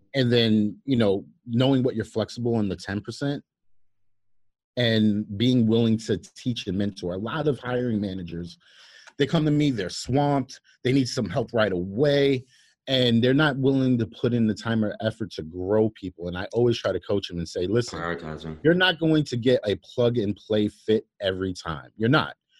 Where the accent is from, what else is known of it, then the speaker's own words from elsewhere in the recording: New York City, New York, United States; growing up in Brooklyn